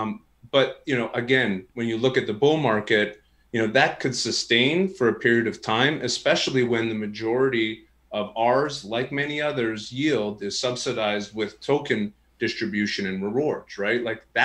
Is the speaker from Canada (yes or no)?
yes; Canada; And you probably could tell I'm Canadian with the way that I said